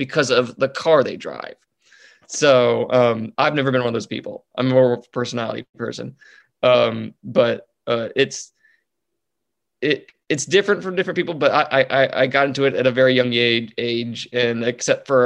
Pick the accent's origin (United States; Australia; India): United States; North Texas; I was raised in North Texas